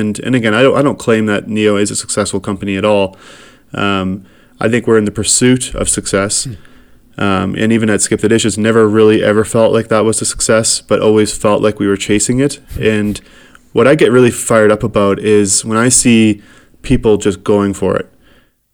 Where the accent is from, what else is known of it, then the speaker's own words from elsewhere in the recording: Saskatchewan, Canada; moved away as an adult; also born or lived in Winnipeg; now in Calgary, Canada; I grew up in Saskatchewan and really proud to be from Saskatchewan